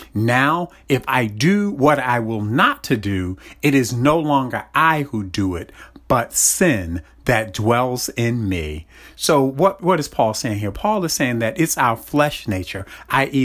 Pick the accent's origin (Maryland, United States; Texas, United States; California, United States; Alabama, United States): Maryland, United States; Baltimore; I grew up in Baltimore, and my family's from North Carolina